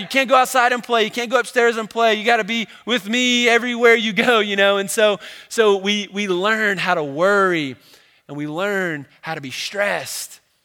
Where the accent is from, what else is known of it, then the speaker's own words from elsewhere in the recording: Cincinnati, Ohio, United States; I grew up in Cincinnati, Ohio